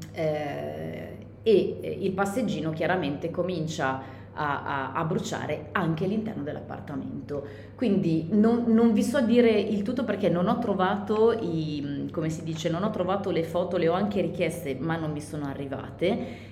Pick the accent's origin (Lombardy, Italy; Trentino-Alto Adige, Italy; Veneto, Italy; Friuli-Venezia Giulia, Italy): Lombardy, Italy; Milan; noi siamo di Milano